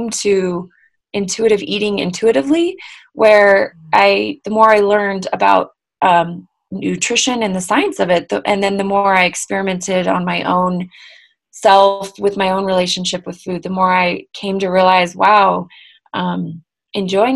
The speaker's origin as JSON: {"language": "English", "region": "Bay Area of California", "country": "United States", "tie": "born or raised there", "moved": "yes", "lives_now": "Salt Lake City, United States", "said": "I was raised in the Bay Area of California"}